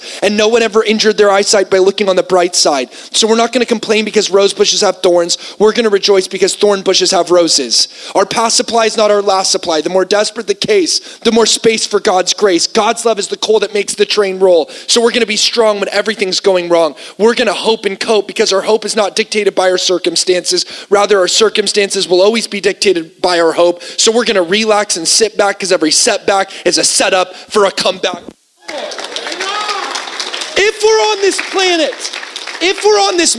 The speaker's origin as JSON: {"language": "English", "country": "United States", "said": "being an American"}